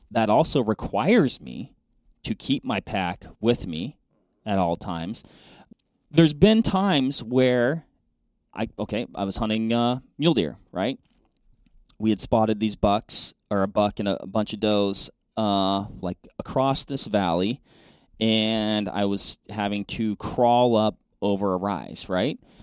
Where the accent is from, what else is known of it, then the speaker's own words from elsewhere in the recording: Western Washington, United States; moved away; I grew up in Western Washington hunting blacktails, Roosevelts